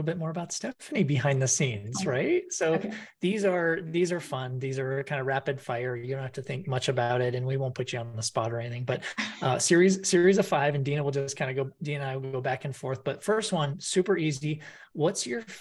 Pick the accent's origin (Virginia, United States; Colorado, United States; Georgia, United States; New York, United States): Colorado, United States; I grew up in Colorado